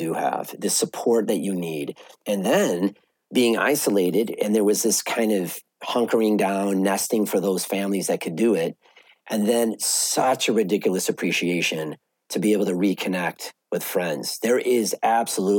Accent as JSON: {"language": "English", "town": "Evanston", "region": "Illinois", "country": "United States", "tie": "born or raised there", "said": "I grew up in Evanston."}